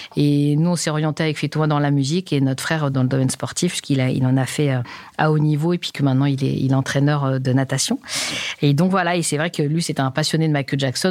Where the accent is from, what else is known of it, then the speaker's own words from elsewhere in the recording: Paris, Île-de-France, France; also born or lived in Pantin; je suis née au cœur de Paris, voilà, dans les bras de, de bonnes sœurs